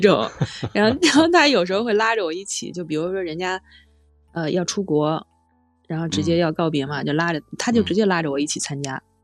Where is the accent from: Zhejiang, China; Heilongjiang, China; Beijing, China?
Beijing, China; 我是从小在河边里长大